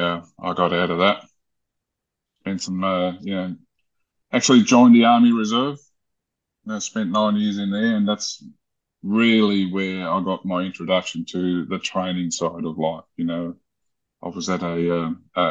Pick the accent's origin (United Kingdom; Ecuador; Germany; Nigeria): Germany; moved away; I was born in Germany into a family of a tiling company